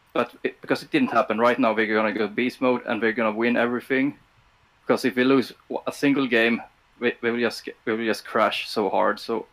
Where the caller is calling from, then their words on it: Sweden; I'm calling from Sweden.